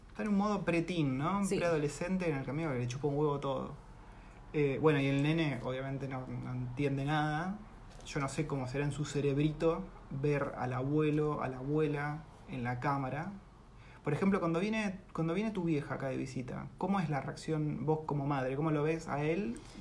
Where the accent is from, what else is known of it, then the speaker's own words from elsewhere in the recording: Campana, Buenos Aires Province, Argentina; moved away as an adult; De Campana, ciudad industrial